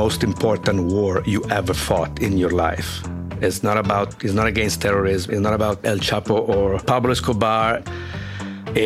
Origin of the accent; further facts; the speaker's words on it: Italy; I come from Italy.